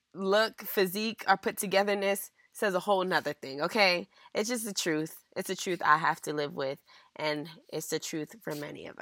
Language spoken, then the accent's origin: English; United States; tend to reflect my American upbringing, you know? And then on top of that, growing up in the Valley gave me two different cultures as well